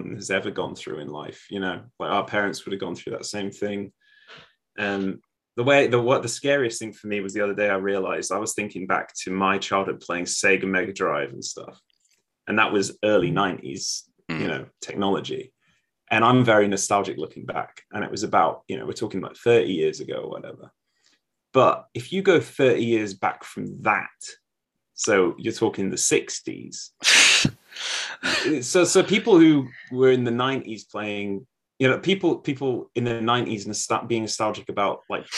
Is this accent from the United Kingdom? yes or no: yes; Yorkshire and the Humber, United Kingdom; moved away as an adult; now in Australia; I grew up in Yorkshire